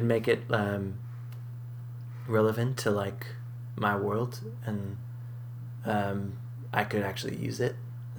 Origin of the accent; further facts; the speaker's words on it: New England, United States; born there; also born or lived in Boston; So I moved from Boston. {S2} Okay. {S1} But most of my family's in Southern California. That's mm-hmm. where I go to see my family. But I was born in New England as well.